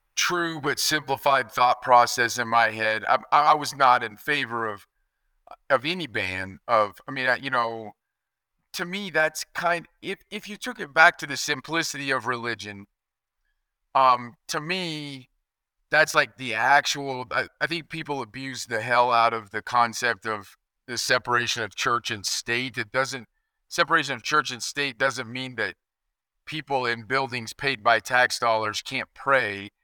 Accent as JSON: {"language": "English", "region": "Kansas", "country": "United States", "tie": "born or raised there", "moved": "yes", "said": "I grew up in Kansas where we could hunt seven days a week"}